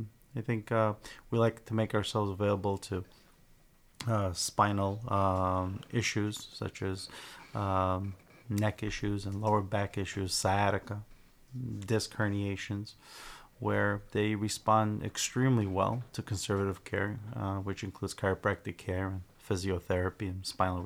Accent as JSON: {"language": "English", "town": "Sunnyside", "region": "Washington", "country": "United States", "tie": "born or raised there", "said": "Yeah, I was raised in Sunnyside, so after completing chiropractic school, wanted to come back and open up an office in the area."}